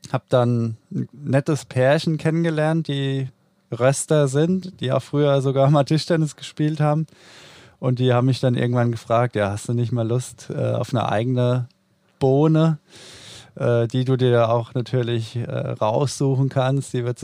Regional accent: Odenwald, Germany; now in Düsseldorf, Germany; Mein zweites Zuhause nenne ich ja immer China. Und ja, eigentlich komme ich aus dem Odenwald, spiele aber jetzt schon ja, seit Ewigkeiten auch für Borussia Düsseldorf.

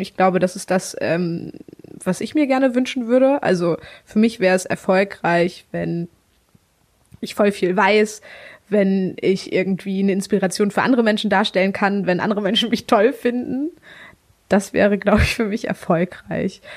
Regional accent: Mecklenburg-Vorpommern, Germany; Ich komme tatsächlich aus einem ganz kleinen Örtchen in ähm, Mecklenburg-Vorpommern. Bin richtig das Dorfkind.

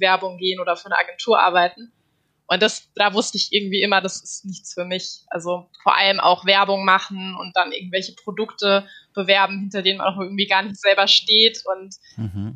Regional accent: Darmstadt, Hesse, Germany; moved away; also born or lived in North Rhine-Westphalia; ich komme aus Darmstadt

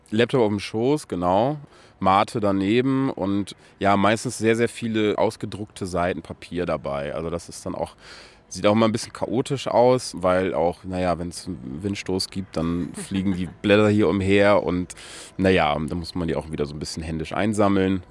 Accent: Aurich, Lower Saxony, Germany; moved away; also born or lived in Emden; in Emden geboren, in Aurich aber aufgewachsen

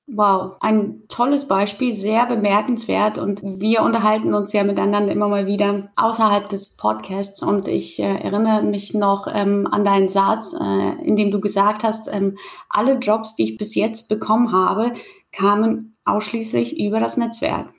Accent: the North, Northern Germany, Germany; komme ich aus dem Norden und kann mir manchmal das Moin Moin eben nicht verkneifen.

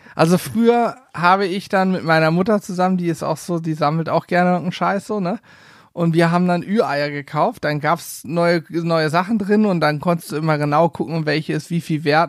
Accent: a village near Lehrte, Lower Saxony, Germany; bei uns in Lehrte. Das ist die größte Stadt so von meinem Dorf, wo ich aufgewachsen bin, in der Nähe

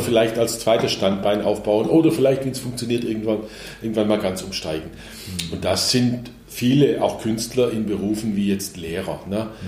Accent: Black Forest, Baden-Württemberg, Germany; moved away; da, wo ich herkomme, aus, in meiner Heimat, in wesentlichen Teilen im Schwarzwald

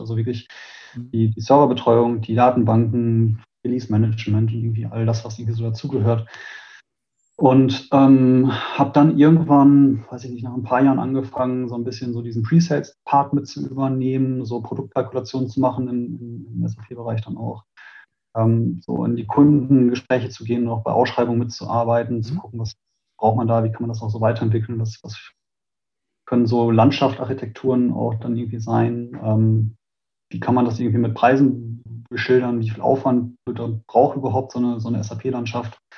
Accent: Münster, North Rhine-Westphalia, Germany; ich bin in Münster geboren

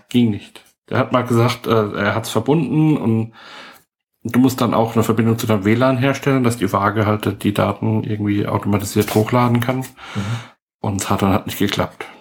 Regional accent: Heidelberg, Baden-Württemberg, Germany; ich bin äh, Heidelberger, also echt hier geboren

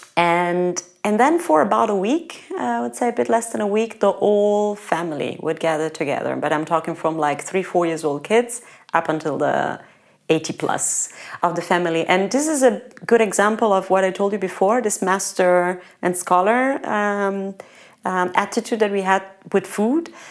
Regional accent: Calabria, Italy; moved away as an adult; There's actually a DOP pecorino DOP from uh, from my town, actually mm. from my hometown. There's a pecorino crotonese.

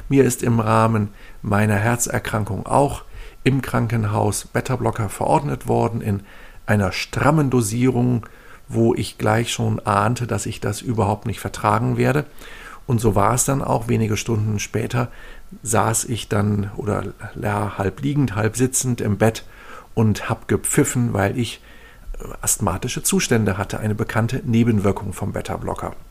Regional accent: Northern Germany, Germany; ich komme ja aus Norddeutschland, da gehen viele Menschen segeln.

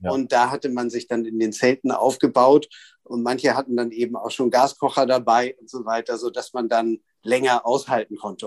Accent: Berlin, Germany; also born or lived in Cairo, Egypt

